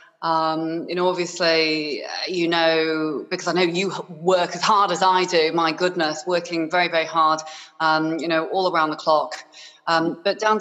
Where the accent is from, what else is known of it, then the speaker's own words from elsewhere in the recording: Harrogate, Yorkshire and the Humber, United Kingdom; also born or lived in Hong Kong; from the age of six, I grew up in Yorkshire, in Harrogate, in a little town, which is very, very lovely indeed.